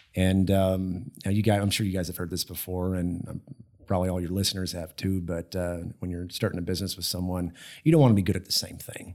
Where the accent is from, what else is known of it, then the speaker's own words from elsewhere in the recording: Austin, Texas, United States; also born or lived in Houston, Texas; growing up in Texas, I, I, I grew up in Austin